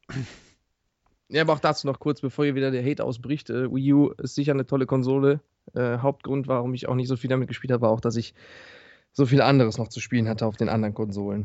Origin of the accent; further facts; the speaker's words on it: Ruhr area, near Duisburg, North Rhine-Westphalia, Germany; ich komme aus dem Ruhrpott